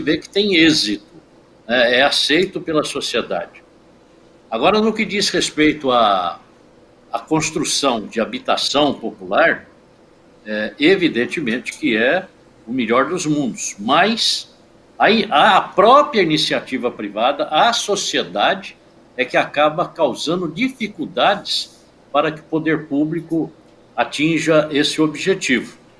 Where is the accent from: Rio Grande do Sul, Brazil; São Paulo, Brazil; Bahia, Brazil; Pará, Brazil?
São Paulo, Brazil; Praia Grande; eu sou de Praia Grande.